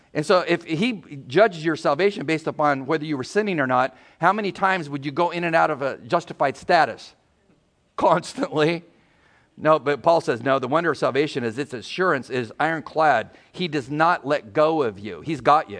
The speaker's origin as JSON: {"language": "English", "town": "San Diego", "region": "California", "country": "United States", "moved": "yes", "said": "We're from San Diego."}